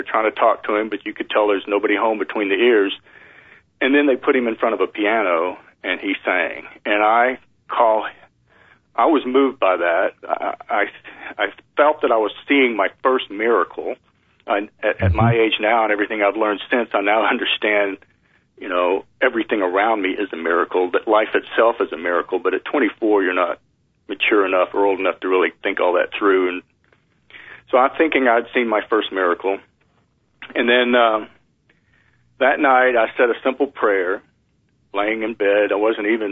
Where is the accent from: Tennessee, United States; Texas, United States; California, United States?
Texas, United States; East; I grew up in East Texas in a Southern Baptist religion